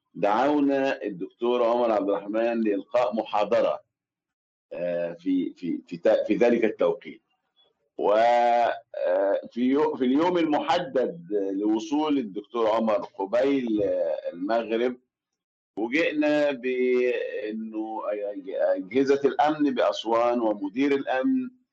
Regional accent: Aswan, Aswan Governorate, Egypt; now in Cairo, Egypt; في أسوان مسقط رأسي بلدي

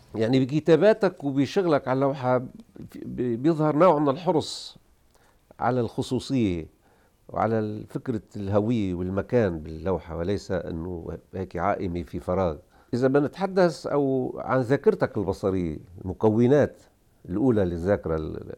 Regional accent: Tripoli, North Governorate, Lebanon; طرابلس هي مكان الولاده

